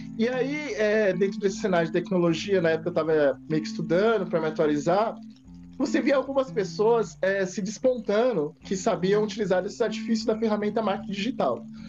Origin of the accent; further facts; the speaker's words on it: São Paulo, Brazil; São Paulo, Zona Loste, Zona Leste, Leste